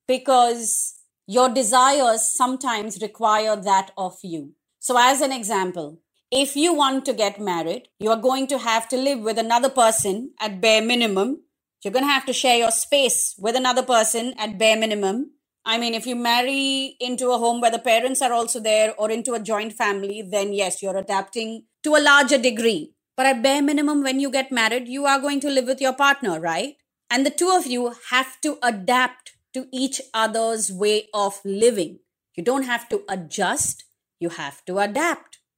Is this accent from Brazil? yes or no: no; India; also born or lived in Mumbai; If I was to move from India